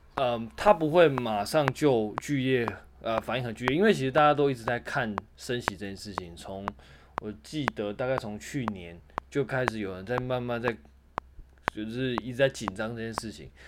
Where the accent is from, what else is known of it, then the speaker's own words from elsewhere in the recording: Taiwan; 像我们台湾这边有疫情啊